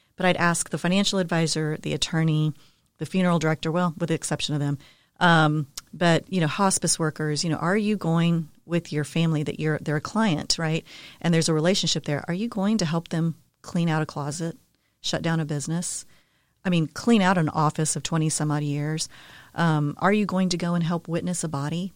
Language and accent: English; San Antonio, Texas, United States; also born or lived in Denver, Colorado; born and raised in San Antonio